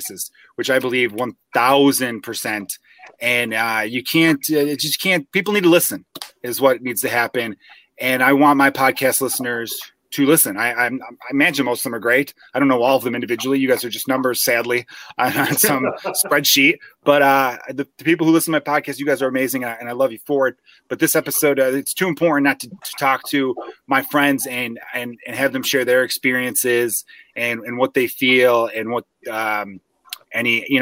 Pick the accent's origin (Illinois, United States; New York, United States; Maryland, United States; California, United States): Illinois, United States; Chicago; also born or lived in Los Angeles; I'm from Chicago, born and raised here